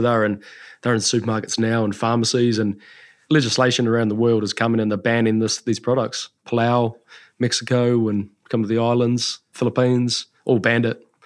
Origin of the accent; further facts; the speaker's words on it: Taranaki, New Zealand; also born or lived in the islands / Auckland; I was born in Taranaki and then we spent some time over in the islands for a few years, came back to Auckland and then back home